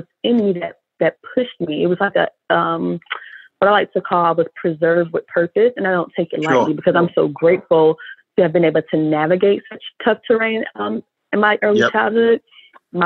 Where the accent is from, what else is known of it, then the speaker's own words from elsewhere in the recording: Orlando, Florida, United States; So I grew up here in Orlando, Florida.